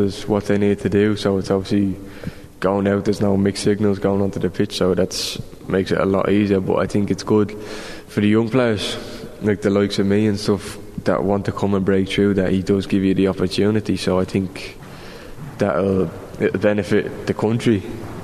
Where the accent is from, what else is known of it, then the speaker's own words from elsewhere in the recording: Ireland; as the Irish